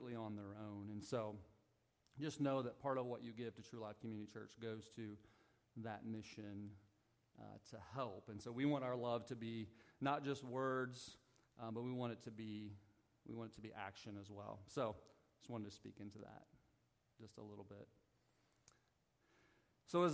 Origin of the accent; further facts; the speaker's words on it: Southern Missouri, United States; moved away; So I'm from the Midwest. Like, I'm a Southern Missouri country boy